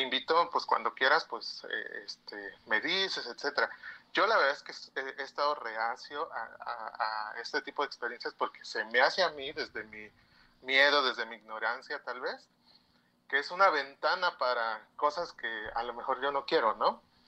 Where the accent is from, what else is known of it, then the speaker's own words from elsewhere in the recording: Oaxaca, Mexico; Yo soy de Oaxaca.